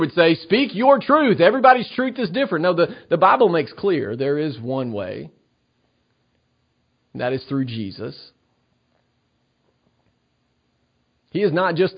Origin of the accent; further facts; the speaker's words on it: Tennessee, United States; my home state, the state I love, the state of Tennessee